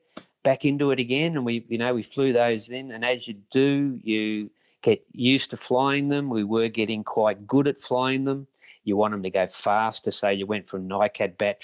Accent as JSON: {"language": "English", "town": "Ashwood", "region": "Victoria", "country": "Australia", "tie": "born or raised there", "said": "I grew up in Ashwood, which is quite close to Jordanville, Mount Waverley, around that area"}